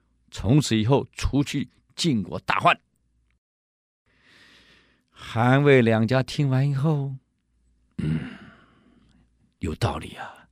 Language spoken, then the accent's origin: Chinese; China; 我们中国人有一句话呀，需要的不多，可想要的太多。